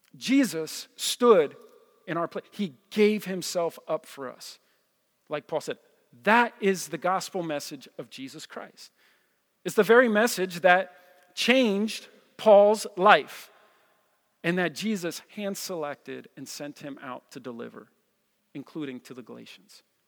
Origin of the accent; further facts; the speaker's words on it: New Jersey, United States; I'm from Jersey